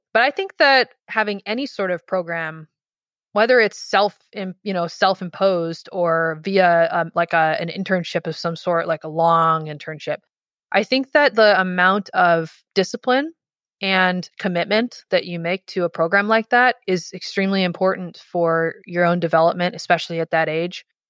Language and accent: English; Dearborn, Michigan, United States; I grew up in Michigan in, in, just outside Detroit in a little town called Dearborn